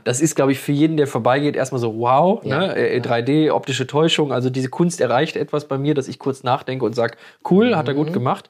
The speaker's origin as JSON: {"language": "German", "town": "Moers", "region": "North Rhine-Westphalia", "country": "Germany", "said": "bei uns in Mörs"}